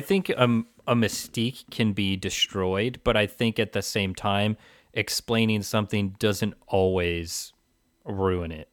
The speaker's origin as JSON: {"language": "English", "region": "Pacific Northwest", "country": "United States", "tie": "born or raised there", "said": "I was growing up in the Pacific Northwest"}